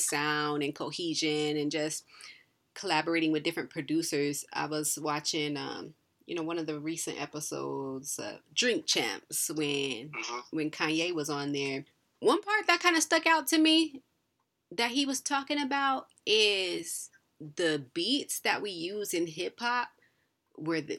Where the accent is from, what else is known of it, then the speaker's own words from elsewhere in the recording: New Jersey, United States; moved away; growing up in New Jersey for a little bit, like, being around, like, Newark